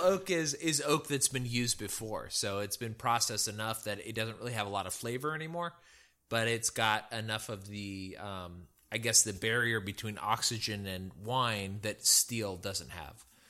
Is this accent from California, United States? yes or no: yes; California, United States; moved away; I'm from California